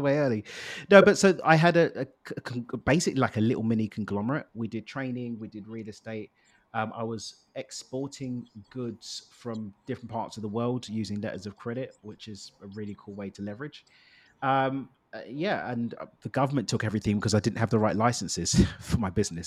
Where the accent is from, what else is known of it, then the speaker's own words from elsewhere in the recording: London, United Kingdom; now in Cabo, Mexico; I born and raised in East London in the UK.